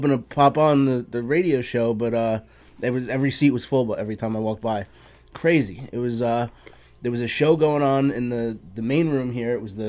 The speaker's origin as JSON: {"language": "English", "town": "Levittown", "region": "New York", "country": "United States", "tie": "born or raised there", "also_born_or_lived": "East Meadow, New York", "said": "Considering we are both from Levittown, I was... Born in Levittown. I lived in Levittown for many years."}